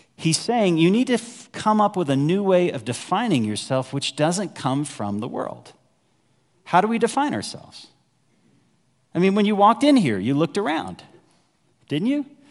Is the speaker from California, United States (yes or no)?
no; Dallas, Texas, United States; moved away as an adult; also born or lived in Waco, Texas; now in Evergreen, United States; I grew up in North Dallas